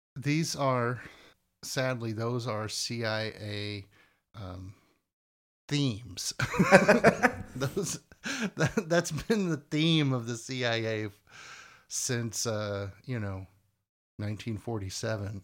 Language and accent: English; United States; we consider ourselves Americans, even if we're not necessarily super patriotic. I'm still, like, I'm an American